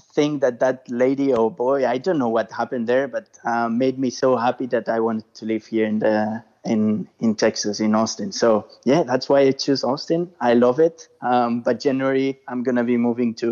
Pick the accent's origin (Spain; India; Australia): Spain; English is a second language; moved away as an adult; now in United States; I'm from Spain